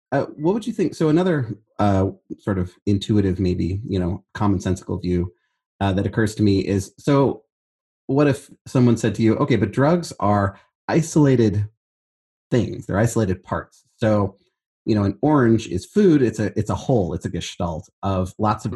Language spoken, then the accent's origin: English; Berkeley, California, United States; I'm from Northern California